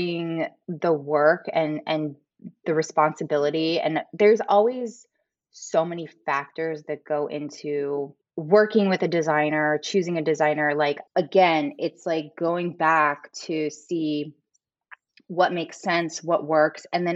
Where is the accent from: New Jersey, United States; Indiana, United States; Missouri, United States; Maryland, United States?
Missouri, United States; St. Louis; I grew up in the Midwest, I grew up in St. Louis, Missouri.